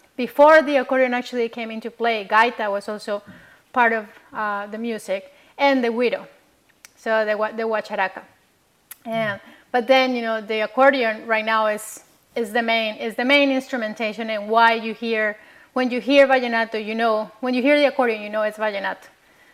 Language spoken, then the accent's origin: English; Colombia; moved away; when I was growing up in Colombia